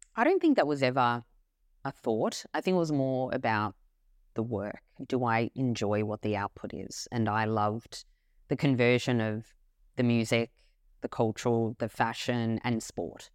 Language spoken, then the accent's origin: English; Melbourne, Victoria, Australia; When I was born, I was born in Melbourne, Australia